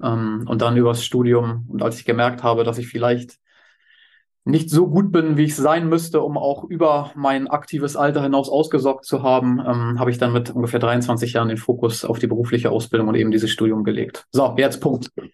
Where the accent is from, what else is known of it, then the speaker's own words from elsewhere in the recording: Hamburg, Germany; Ich bin gebürtiger Hamburger